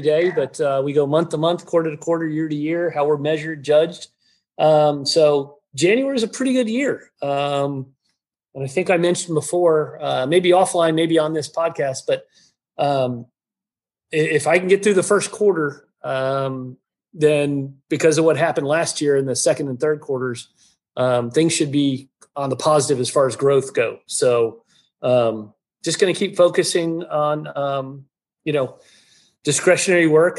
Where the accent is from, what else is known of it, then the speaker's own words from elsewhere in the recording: Florida, United States; I'm from Florida